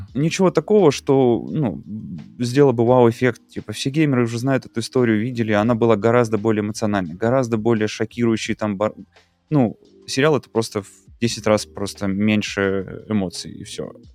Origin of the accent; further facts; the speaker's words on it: Russia; moved away; also born or lived in Mexico; я уехал из Мексики в Россию, переехал, ну, в смысле, вернулся домой